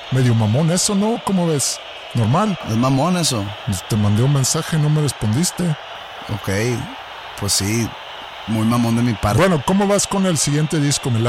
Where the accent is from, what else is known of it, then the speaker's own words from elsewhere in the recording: Sinaloa, Mexico; Pues es que, sí, pues tengo ahí familiares, digo, soy de Sinaloa.